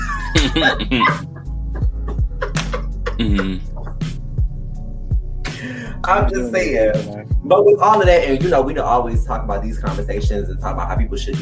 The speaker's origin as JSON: {"language": "English", "town": "Detroit", "region": "Michigan", "country": "United States", "tie": "born or raised there", "said": "I'm from Detroit, Michigan, where it's primarily 105% black. I didn't grow up with no white bitches. I grew up with a whole bunch of people of color"}